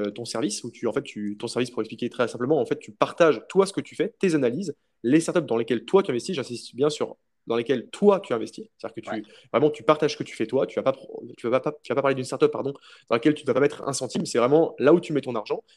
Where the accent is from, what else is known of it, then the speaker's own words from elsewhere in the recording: France; quand on est français